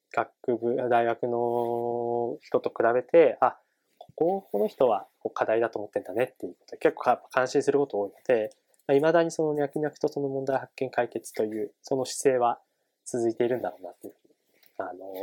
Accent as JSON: {"language": "Japanese", "region": "Tochigi", "country": "Japan", "tie": "born or raised there", "moved": "yes", "said": "地元の栃木県に住んでいた"}